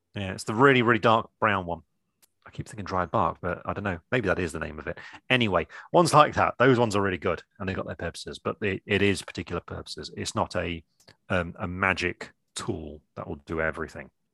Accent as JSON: {"language": "English", "region": "England", "country": "United Kingdom", "said": "I'm English"}